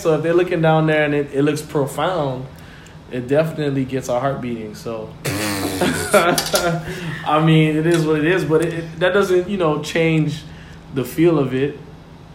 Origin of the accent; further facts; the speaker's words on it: New York, United States; moved away; my hometown of New York